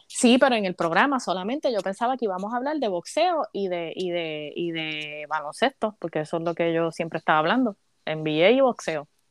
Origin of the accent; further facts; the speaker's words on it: Caguas, Puerto Rico; moved away as an adult; now in United States; yo nací y me crié en Puerto Rico